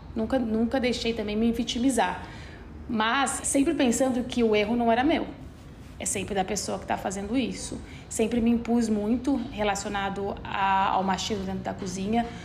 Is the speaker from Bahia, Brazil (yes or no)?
no; Guaratinguetá, São Paulo, Brazil; accent: caipira R ("você puxa o R"); also born or lived in Denmark; now in São Paulo, Brazil; a forma com que eu comia em Guaratinguetá. Então eu sou do interior de São Paulo